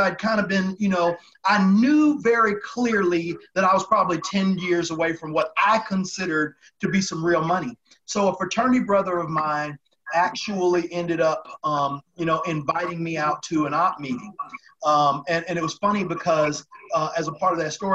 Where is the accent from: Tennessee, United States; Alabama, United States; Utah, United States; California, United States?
Tennessee, United States; Chattanooga; moved away; also born or lived in New York; I'm from Tennessee. So I grew up in Chattanooga, Tennessee